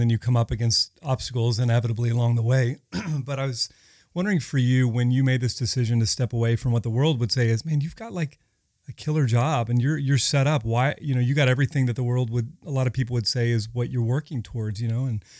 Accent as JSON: {"language": "English", "town": "Dallas", "region": "Texas", "country": "United States", "lives_now": "Los Angeles, United States", "said": "I'm from Dallas."}